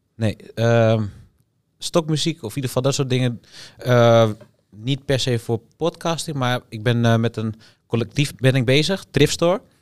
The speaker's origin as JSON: {"language": "Dutch", "town": "Almere", "region": "Flevoland", "country": "Netherlands", "tie": "born or raised there", "said": "En ik kom uit Almere. Ik woon daar al mijn hele leven"}